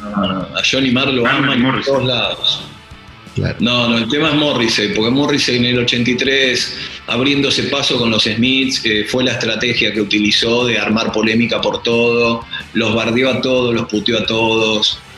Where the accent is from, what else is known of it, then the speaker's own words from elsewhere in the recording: Lomas de Zamora, Buenos Aires Province, Argentina; Soy argentino, yo no soy de Yorkshire, soy de Loma de Zamora, Temperley.